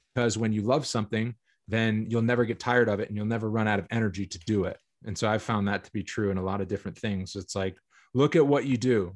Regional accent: Massachusetts, United States; also born or lived in Boston / Pittsburgh; I was born in Boston, then we lived in Pittsburgh, from, like, when I was, like, one until six, and then we moved back to Massachusetts, and then I grew up

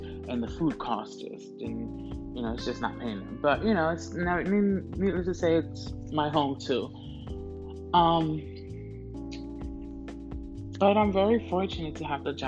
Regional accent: Camden, New Jersey, United States; also born or lived in Orlando, Florida; now in New York City, United States; I come from South Jersey, born and raised in South Jersey, and grew up partially in the projects and, you know, my grandma's house, East Camden.

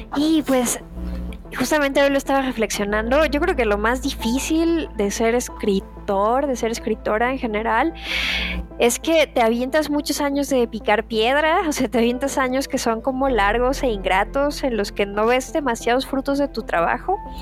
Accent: Guadalajara, Jalisco, Mexico; soy de Guadalajara, vivo en Guadalajara.

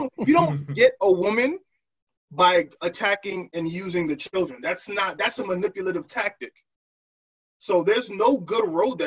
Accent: New York, United States; we're from New York

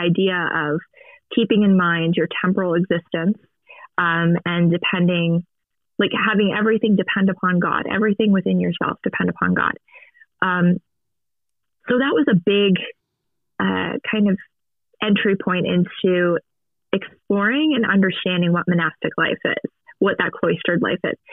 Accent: Maryland, United States; I was born and raised Catholic in a Catholic home, in a Catholic community and parish in Maryland. I grew up there

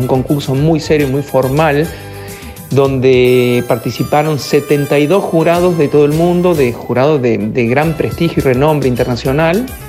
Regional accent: Córdoba, Argentina; now in La Plata, Argentina; cordobés, y ya más en, eh, los años que vivo en la ciudad de La Plata, yo soy más platense que cordobés, pero sí, cordobés de pura cepa.

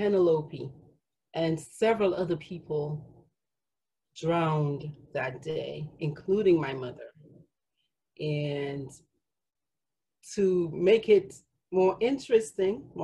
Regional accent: Dominica; born or raised there; moved away as an adult; now in Atlanta, United States

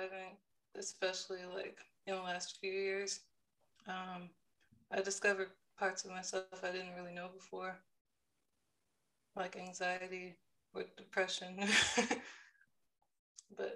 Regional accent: Austin, Texas, United States; I was born and raised in Austin, Texas. So I've just been here most of my life

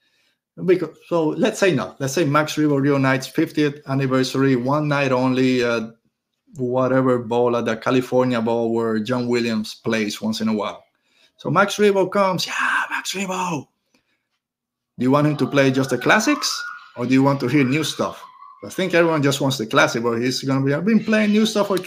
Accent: Puerto Rico; I'm from Puerto Rico. I'm used to the beach. I'm used to the ocean

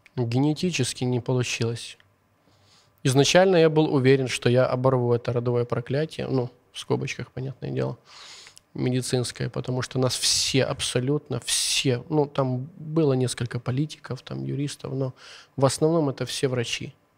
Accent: Zhytomyr, Zhytomyr Oblast, Ukraine; accent: Zhytomyr; Russian is a second language; я переживаю за свой какой-то сейчас житомирский акцент

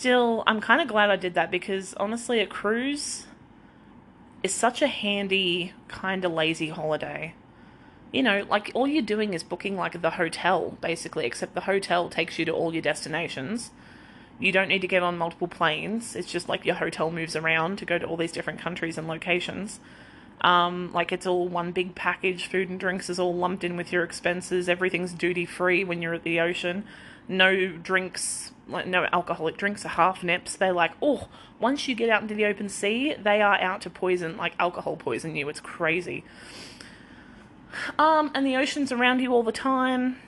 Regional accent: southeast Queensland, Australia; also born or lived in Victoria, Australia; I was born in Victoria in a very, very small country. Well, I was born in like a hospital, but then lived in a very small country town until I was 10. Then we moved to southeast Queensland into another very, very small country town.

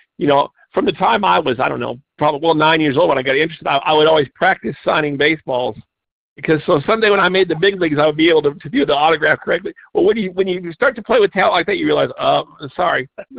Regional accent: Maryville, Missouri, United States; born and raised in Maryville.

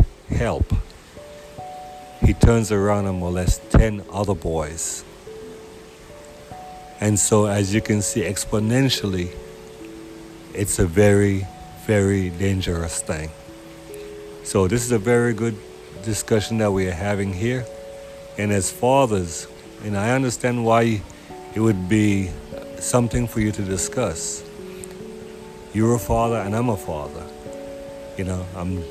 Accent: Houston, Texas, United States; as a young man growing up in Houston

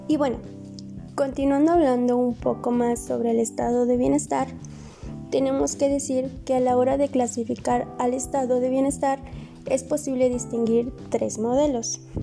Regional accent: Mexico; mi país, en México

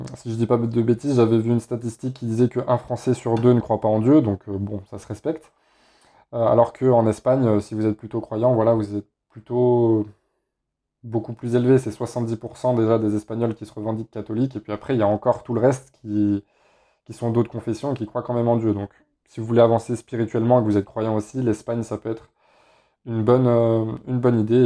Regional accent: Grenoble, Auvergne-Rhône-Alpes, France; now in Spain; moi, je suis pas de la région parisienne, je suis de Grenoble

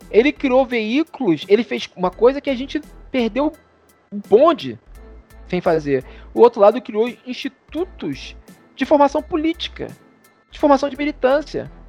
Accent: Rio de Janeiro, Brazil; O, que sou de Padre Miguel, tu é, tu é de Nilópolis.

